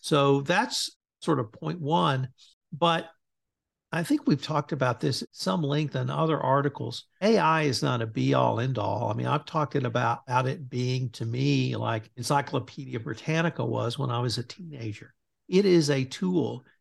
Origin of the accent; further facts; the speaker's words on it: Bryan, Texas, United States; my hometown of Bryan, Texas